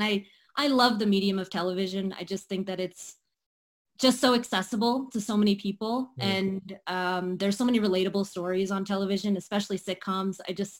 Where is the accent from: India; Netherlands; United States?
India; And what's interesting about being an Indian actress is that it's not necessarily always on the table that you can, go into the arts.